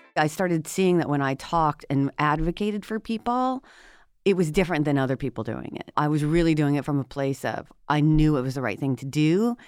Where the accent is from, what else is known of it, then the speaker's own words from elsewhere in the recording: Washington, United States; moved away as an adult; I'm from Washington State originally, and I came out to the East Coast to go to law school at Cornell